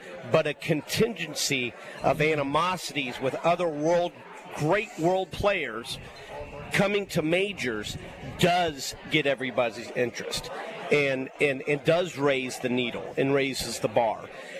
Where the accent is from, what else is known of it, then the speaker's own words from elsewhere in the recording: United States; And they had this almost like we felt as American watching the game of golf on the PGA Tour.